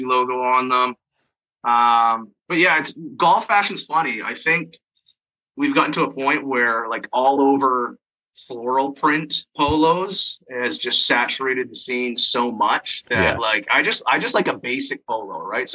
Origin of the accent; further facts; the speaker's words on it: Schomberg, Ontario, Canada; also born or lived in Toronto, Canada; now in Newmarket, Canada; when I was a kid, I grew up in Schaumburg, so small town Schaumburg is in King Township area.